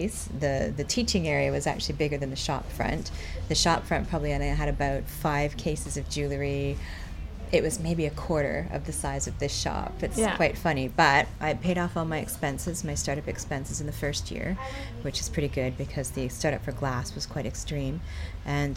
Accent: Vancouver, British Columbia, Canada; moved away as an adult; also born or lived in Bristol / Leeds / Camden, London; now in London, United Kingdom; That's where I'm from. Yeah, we're from Vancouver

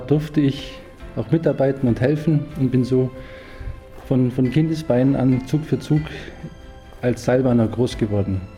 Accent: Oberstaufen, Bavaria, Germany; der 1949 die Inbergbahn Steibis gebaut hat. Die wurde dann später durch meinen Vater betrieben. Und ich bin an der Bahn aufgewachsen als mein Spielplatz

